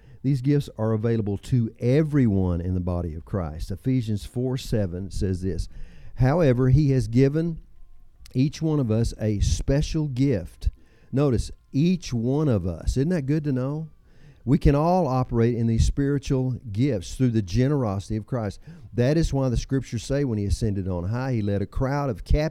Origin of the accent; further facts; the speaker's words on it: Texas, United States; I'm from Texas.